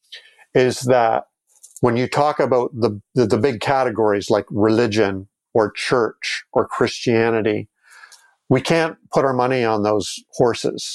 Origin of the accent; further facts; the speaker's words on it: Toronto, Ontario, Canada; my hometown, Toronto